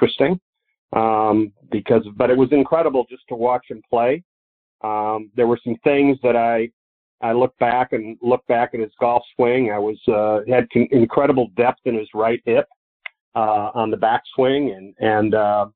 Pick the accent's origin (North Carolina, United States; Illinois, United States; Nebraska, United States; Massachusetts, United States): Illinois, United States; moved away; I grew up in Illinois